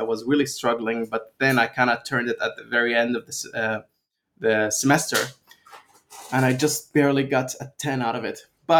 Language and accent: English; Libya; also born or lived in Austria / Venezuela; I'm from Libya, although I was born in Austria and lived most of my life in Venezuela. But ethnically speaking, I'm 100% Libyan.